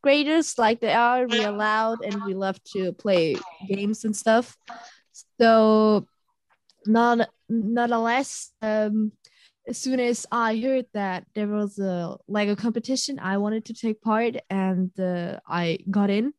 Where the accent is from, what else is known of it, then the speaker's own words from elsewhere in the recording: Germany; we're from Germany